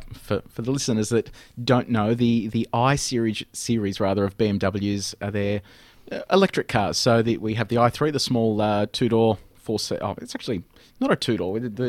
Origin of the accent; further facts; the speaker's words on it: Geelong, Victoria, Australia; I grew up in Geelong, so I am officially a Bogan.